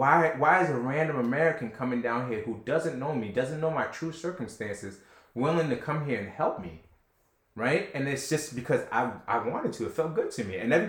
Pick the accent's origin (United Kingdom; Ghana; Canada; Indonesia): Ghana; born there; I was born in Ghana, Trev. Like, right, I was right. born there.